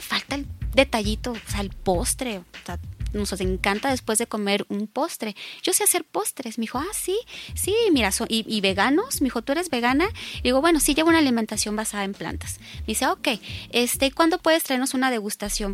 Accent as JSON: {"language": "Spanish", "town": "Culiacán", "region": "Sinaloa", "country": "Mexico", "also_born_or_lived": "Tijuana, Mexico", "moved": "yes", "lives_now": "Mexico City, Mexico", "said": "De Culiacán, pero viví mucho tiempo en Tijuana, entonces llego a Ciudad de México"}